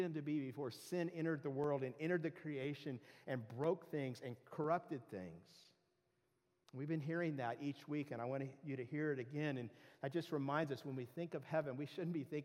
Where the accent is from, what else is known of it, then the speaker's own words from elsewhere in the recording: Southern California, United States; I grew up in Southern California